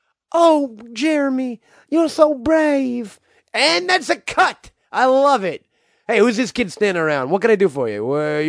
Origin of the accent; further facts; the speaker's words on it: New Jersey, United States; also born or lived in Connecticut; All over. Muncie, Connecticut. Muncie, Connecticut. New Jersey. Mostly New Jersey.